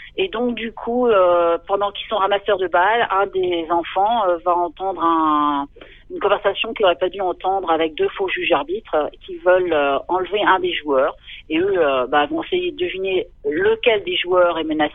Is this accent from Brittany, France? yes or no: yes; Concarneau, Brittany, France; also born or lived in Quimper; je suis originaire de Concarneau donc euh, une station balnéaire de, de, Bretagne. Et euh, donc j'ai vécu là-bas et puis à Quimper aussi